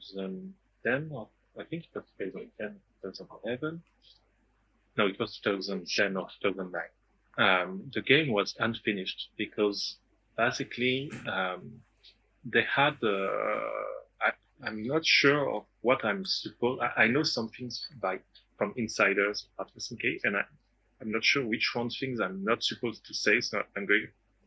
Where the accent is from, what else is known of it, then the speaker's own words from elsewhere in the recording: France; from France